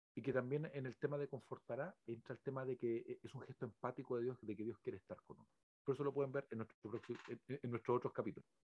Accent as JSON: {"language": "Spanish", "country": "Chile", "said": "todos los que somos chilenos"}